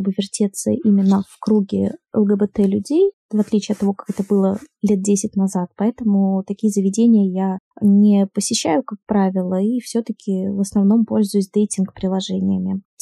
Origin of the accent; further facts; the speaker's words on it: Saint Petersburg, Russia; я из Санкт-Петербурга, я бисексуалка.